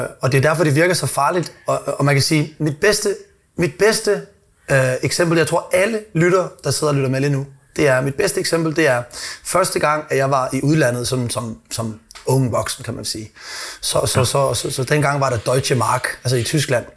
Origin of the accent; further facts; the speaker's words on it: Odense, Southern Denmark, Denmark; Nu er jeg jo fra Odense